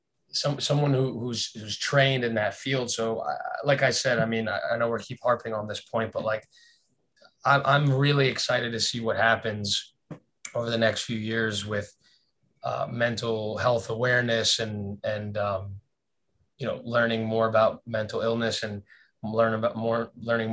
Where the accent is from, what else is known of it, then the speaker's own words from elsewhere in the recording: South Florida, United States; where we grew up in South Florida